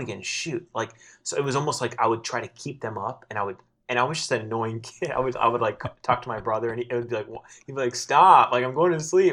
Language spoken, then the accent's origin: English; South Florida, United States; moved away as an adult; also born or lived in Los Angeles; I was living in L A and I'm, I'm from South Florida